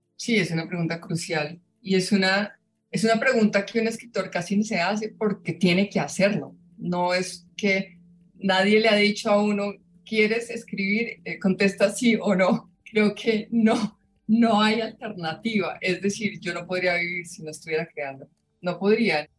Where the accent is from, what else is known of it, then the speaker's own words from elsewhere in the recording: Colombia; en mi país, en Colombia